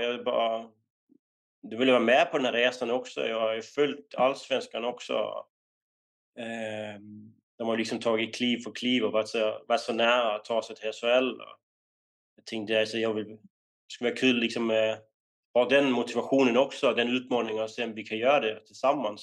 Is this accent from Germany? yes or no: no; Denmark; moved away as an adult; now in Sweden; när vi var unga i, um, i Danmark